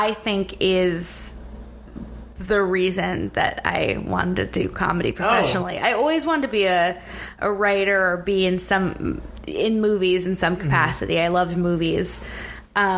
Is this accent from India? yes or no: no; Silicon Valley, South Bay Area, California, United States; moved away; I grew up like right in the middle of Silicon Valley in the 90s